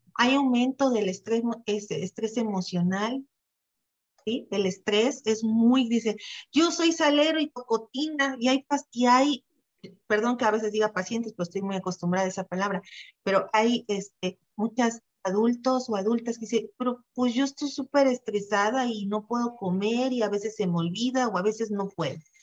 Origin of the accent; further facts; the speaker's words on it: Xalapa, Veracruz, Mexico; soy veracruzana, jalapeña, nacida de aquí